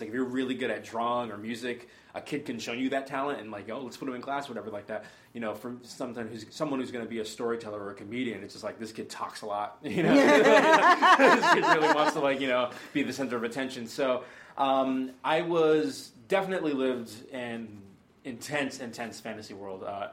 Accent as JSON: {"language": "English", "town": "Stoughton", "region": "Massachusetts", "country": "United States", "tie": "born or raised there", "also_born_or_lived": "Boston", "said": "I was born in Boston, and then I grew up in a suburb of Boston called Stoughton."}